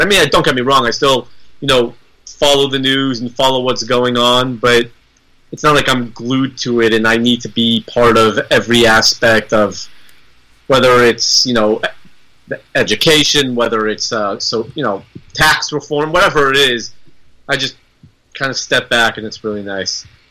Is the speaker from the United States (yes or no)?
yes; United States; I am an American